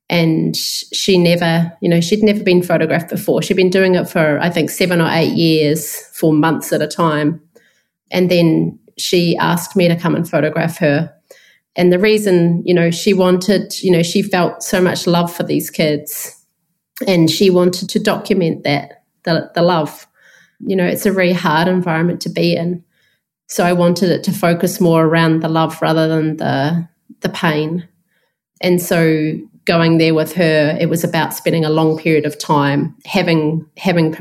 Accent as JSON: {"language": "English", "town": "Christchurch", "region": "Canterbury", "country": "New Zealand", "said": "I'm from Christchurch in New Zealand, so that's a city of around 400,000 people in the South Island."}